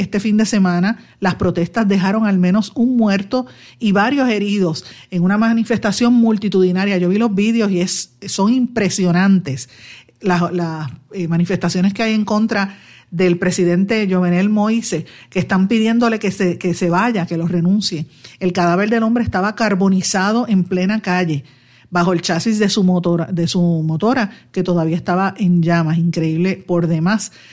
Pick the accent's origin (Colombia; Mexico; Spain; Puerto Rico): Puerto Rico; los que somos puertorriqueños, sean cocolos o no